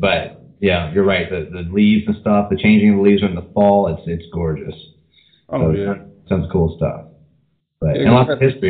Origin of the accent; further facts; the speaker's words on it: Gloucester, Virginia, United States; I was from Gloucester, Virginia, which is around Williamsburg area.